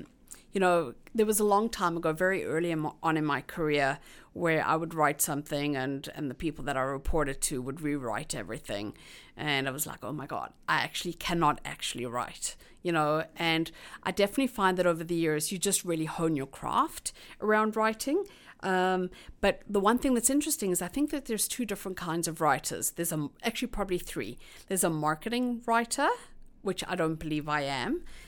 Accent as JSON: {"language": "English", "country": "South Africa", "moved": "yes", "lives_now": "Toronto, Canada", "said": "If you kind of think about being a South African arriving new in this country, and there's nobody else that you know, you kind of feel a little lost. Whereas having other immigrants around, you kind of feel like it's home."}